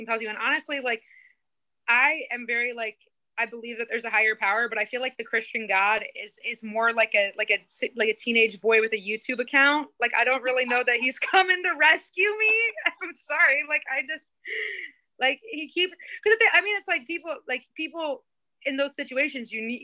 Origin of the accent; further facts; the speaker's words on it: Indiana, United States; I grew up in Indiana